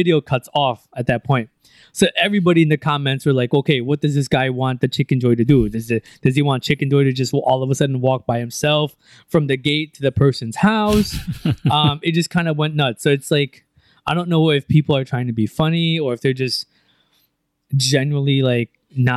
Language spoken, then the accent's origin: English; United States; now in Philippines; growing up in the States, when my mom made lugaw, it was just lugaw